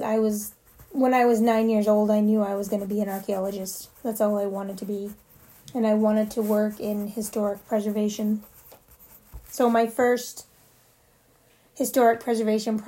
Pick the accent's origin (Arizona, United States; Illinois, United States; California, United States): Arizona, United States; Tombstone; also born or lived in Sierra Vista / New York; I was born in the adjacent community at Sierra Vista, but I was raised in Tombstone